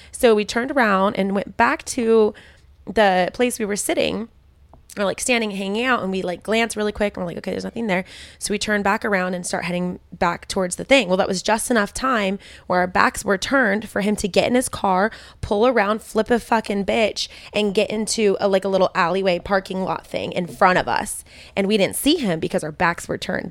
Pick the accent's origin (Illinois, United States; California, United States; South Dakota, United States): California, United States; Modesto; that's literally where I was, I grew up